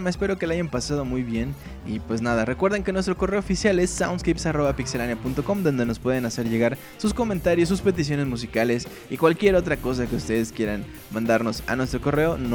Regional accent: northern Mexico, Mexico; accent: norteño; ¿Por qué sigo hablando como norteño?

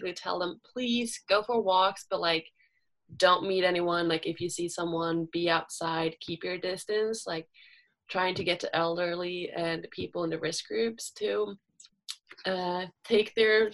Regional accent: Sweden; moved away as an adult; also born or lived in Los Angeles, United States; my hometown

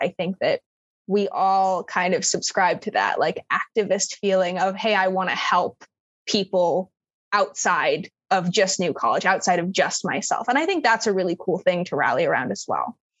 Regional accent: Minnesota, United States; moved away as an adult; now in Florida, United States; I'm from Minnesota

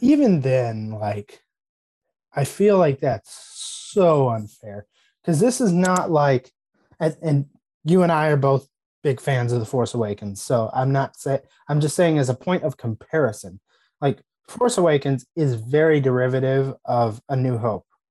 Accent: United States; As an American

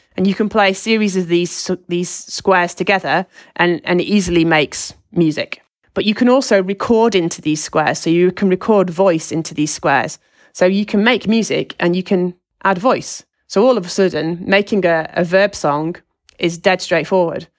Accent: Lancashire, North West England, United Kingdom; I'm from Lancashire

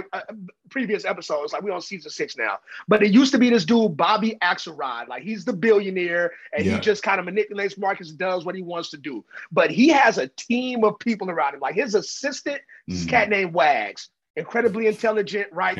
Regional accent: Oakland, California, United States; I'm from Oakland

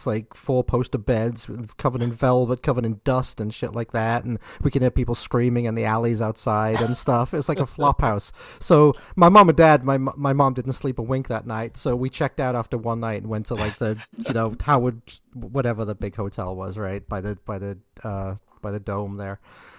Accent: Liverpool, North West England, United Kingdom; moved away as an adult; now in United States; I was freshly over from Liverpool actually at that point. I'd pretty much only been here like a year.

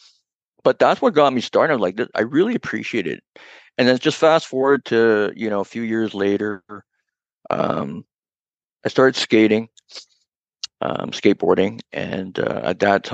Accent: Toronto, Ontario, Canada; I grew up downtown. I grew up in Chinatown, and then I moved to Little Italy

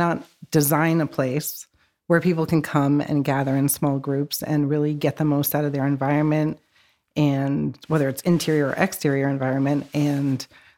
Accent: Hampton, New Hampshire, United States; I grew up in Hampton, went to high school there and everything else.

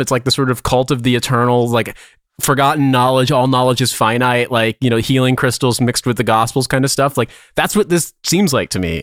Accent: United States; now in London, United Kingdom; I'm American

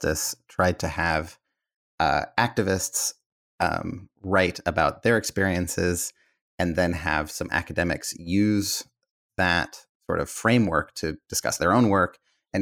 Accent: Bay Area, Northern California, United States; I grew up in the Bay Area of Northern California

